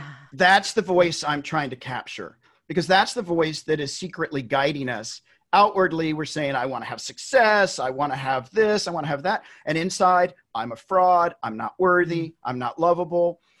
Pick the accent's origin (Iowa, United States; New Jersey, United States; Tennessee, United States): Tennessee, United States; I'm from Tennessee. I grew up in Tennessee